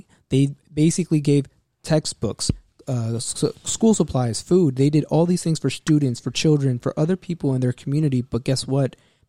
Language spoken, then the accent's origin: English; United States; me as an American born here, Mexican-American, Chicano